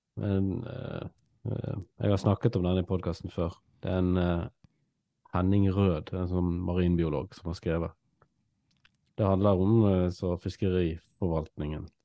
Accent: Norway; vi vil jo egentlig som nordmenn

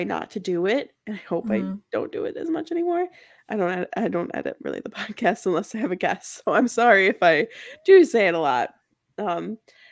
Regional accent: Midwest, United States; I'm from the Midwest

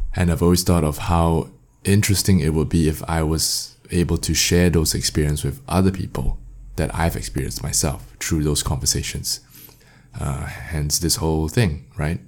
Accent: Singapore; I'm from Singapore

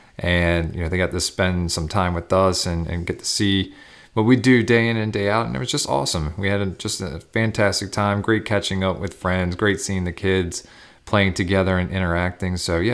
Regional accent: Millersville, Maryland, United States; back to where we grew up in Millersville, Maryland to help your sister and our brother-in-law out with their kids.

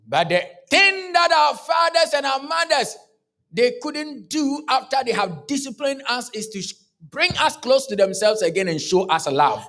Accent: Kumasi, Ashanti, Ghana; I come from Ghana, born and bred in Ghana

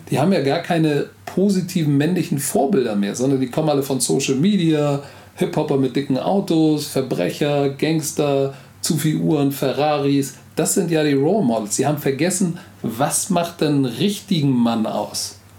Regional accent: Hamburg, Germany; first language German; Egal, wo du mich in Hamburg rauslässt, ich weiß Bescheid, das ist meine Heimat.

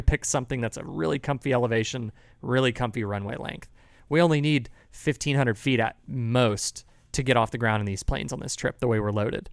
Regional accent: San Marcos, Texas, United States; I came from San Marcos, Texas.

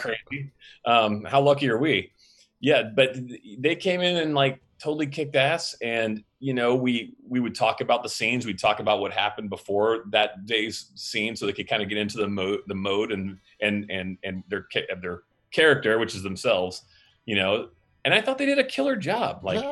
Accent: Pensacola, Florida, United States; He grew up in my hometown in Pensacola, Florida, where I used to be in a punk band

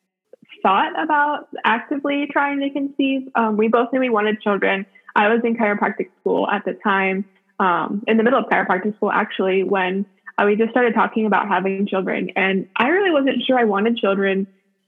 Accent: Youngstown, Ohio, United States; now in Spartanburg, United States; I'm from Youngstown, Ohio, which is northeastern Ohio, about 45 minutes from Cleveland and also 45 minutes from Pittsburgh area. Me and my husband both grew up there

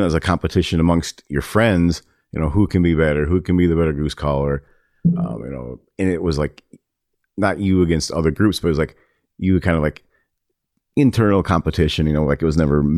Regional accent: Waseca, Minnesota, United States; moved away; I'm from Waseca

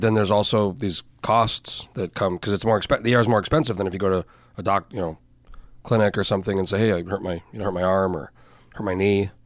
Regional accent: New Mexico, United States; moved away as an adult; I grew up in New Mexico.

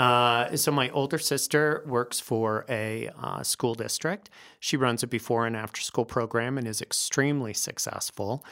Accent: Northglenn, Colorado, United States; also born or lived in Philadelphia; I actually, uh, grew up here. I'm, I think I'm the only Denver native in the entire

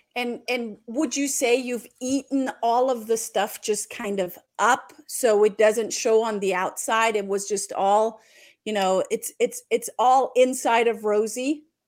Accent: Germany; I'm just German

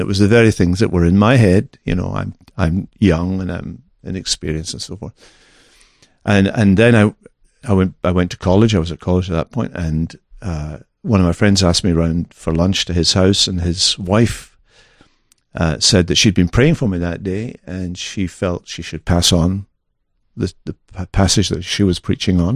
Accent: Scotland, United Kingdom; moved away

